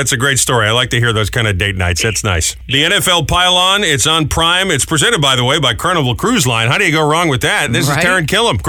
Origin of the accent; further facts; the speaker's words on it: New England, United States; I grew up in New England